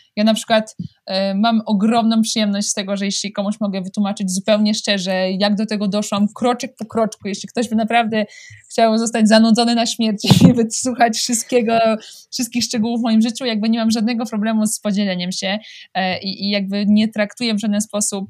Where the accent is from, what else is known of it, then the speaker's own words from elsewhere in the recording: Łódź, Łódź Voivodeship, Poland; moved away as an adult; also born or lived in France / Vercorin, Switzerland; now in Switzerland; jestem z Łodzi